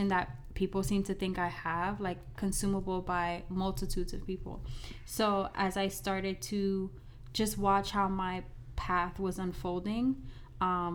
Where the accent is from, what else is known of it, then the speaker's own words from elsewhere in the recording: Miami, Florida, United States; I am from Miami, Florida, born and raised here